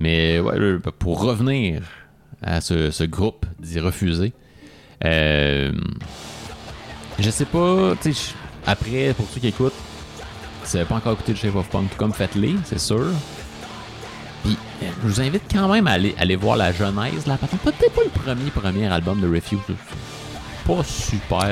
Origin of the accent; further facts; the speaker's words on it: Quebec, Canada; nous en tant que Québécois